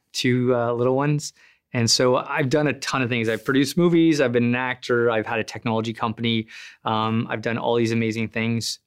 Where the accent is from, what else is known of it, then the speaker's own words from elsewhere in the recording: Sudbury, Ontario, Canada; I'm from Sudbury